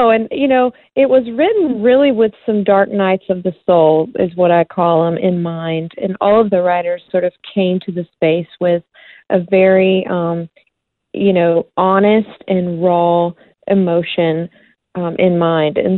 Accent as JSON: {"language": "English", "region": "South Carolina", "country": "United States", "tie": "born or raised there", "said": "Yeah, we we had one flashing traffic light and a volunteer fire station, and um, it's you know just a really small community, and I would say pretty conservative. And so I I grew up uh"}